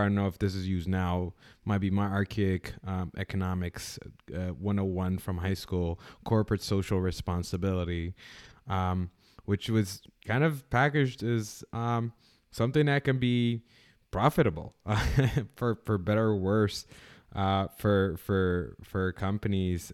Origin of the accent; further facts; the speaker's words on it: Canada; now in United States; I'm originally from Canada